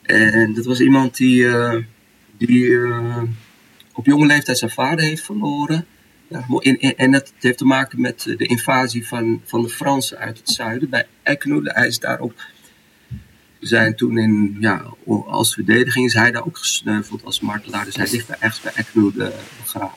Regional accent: Morocco; now in Netherlands; Ik ben in de mooie Tjara Msouda geboren.

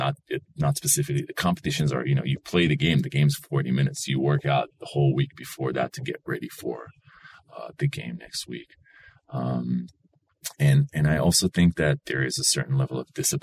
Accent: Yesod HaMa'ala, Northern District, Israel; English is a second language; moved away as an adult; now in San Francisco, United States; I grew up north in the Upper Galilee, Yesod HaMa'ala

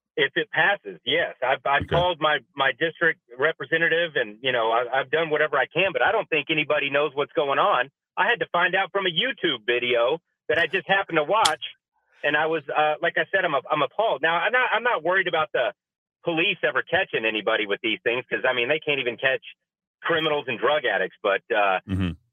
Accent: Texas, United States; now in New Mexico, United States; I'm from Texas

